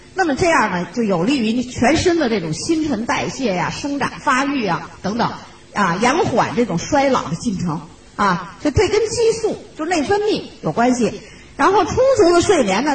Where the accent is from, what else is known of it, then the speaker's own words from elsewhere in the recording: China; also born or lived in Shenzhen; 像我们中国人